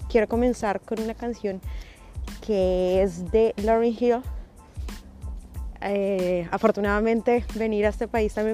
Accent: Colombia; now in Canada; inmigrante ah, en Canadá, colombiana

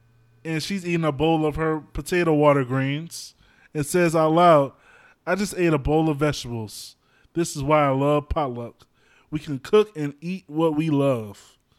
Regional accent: the South, United States; But then again, I came from the South.

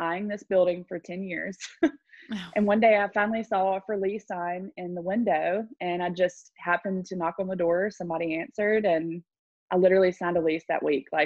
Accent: Jackson, Mississippi, United States; I'm from Jackson, Mississippi, but I own a salon in Brandon, Mississippi.

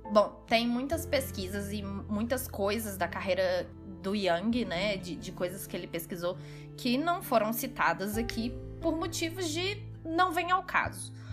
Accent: Belo Horizonte, Minas Gerais, Brazil; sou mineira de BH

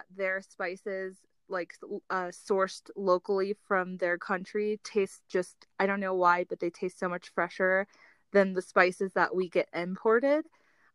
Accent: Colorado Springs, Colorado, United States; Here in Colorado, so I grew up in Colorado Springs

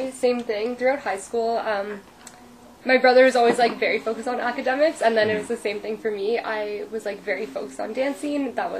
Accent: Sudbury, Ontario, Canada; moved away; we're both from Sudbury.

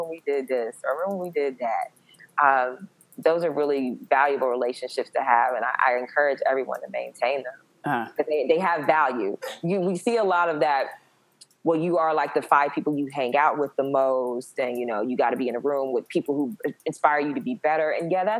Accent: the South, United States; I'm from the South.

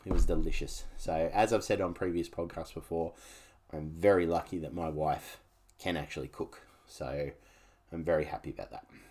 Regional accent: Canberra, Australian Capital Territory, Australia; now in Gold Coast, Australia; I grew up for the first half of my life, you'll say, I grew up in Canberra

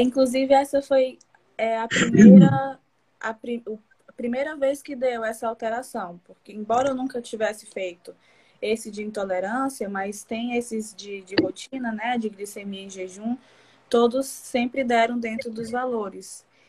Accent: Piauí coast, Brazil; eu sou do Piauí, no litoral do Piauí.

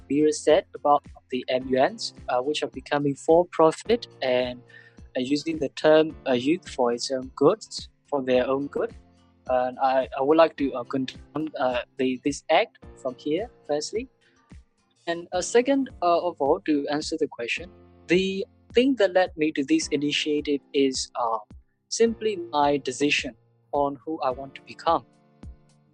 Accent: Myanmar; I'm from Myanmar and currently studying in University of Yangon

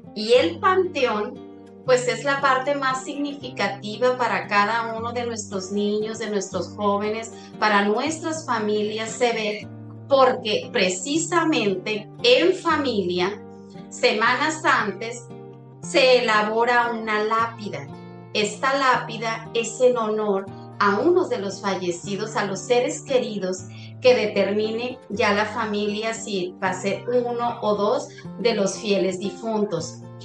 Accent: Mexico; como mexicanos

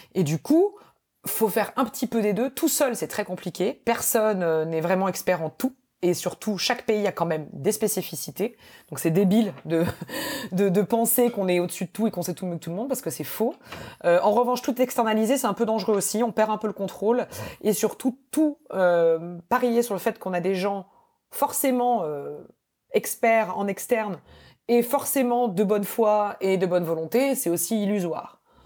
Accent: France; moved away; also born or lived in United States; quand on est français

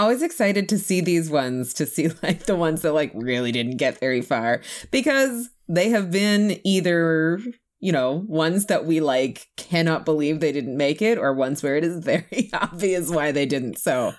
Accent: Canada; Oh my God, like I'm so Canadian

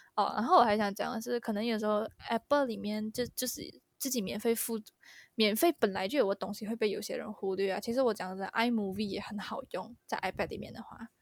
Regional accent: Malaysia; 我们 Malaysian 人

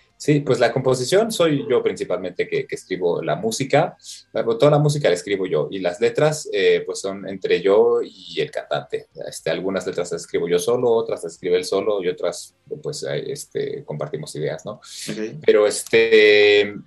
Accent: Mexico; moved away; como mexicano

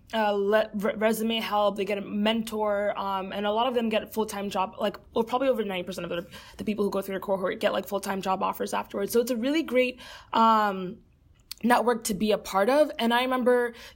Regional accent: Fort Lauderdale, Florida, United States; moved away as an adult; also born or lived in New York City; now in Chicago, United States; Originally, I am from Fort Lauderdale, Florida, which is where I grew up.

